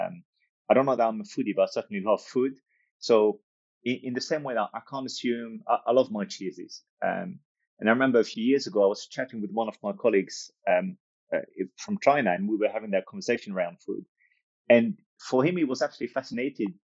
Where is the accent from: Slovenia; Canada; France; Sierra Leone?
France; moved away as an adult; also born or lived in United States / Australia / Africa; now in United Kingdom; My background is North African, but I was born and raised in France and lived in the US, lived in Australia, lived in Africa, lived in the UK where I'm currently based.